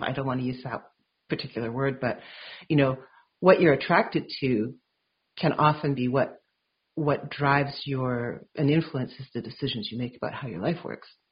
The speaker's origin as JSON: {"language": "English", "town": "Vancouver", "region": "British Columbia", "country": "Canada", "tie": "born or raised there", "said": "I grew up in Vancouver"}